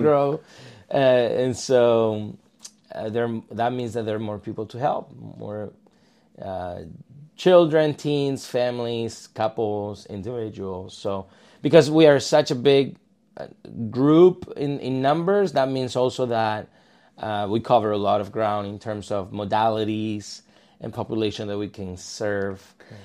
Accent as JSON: {"language": "English", "town": "Malaga", "region": "Andalusia", "country": "Spain", "tie": "born or raised there", "also_born_or_lived": "Palma de Mallorca, Spain", "moved": "as an adult", "lives_now": "Katy, United States", "said": "I'm originally from Spain. Uh, I grew up in Malaga, which is southern Spain. I was born in Palma"}